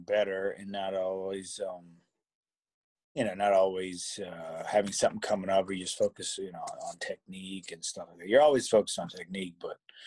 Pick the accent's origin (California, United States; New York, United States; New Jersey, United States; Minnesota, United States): New Jersey, United States; Cherry Hill; I'm from Cherry Hill, New Jersey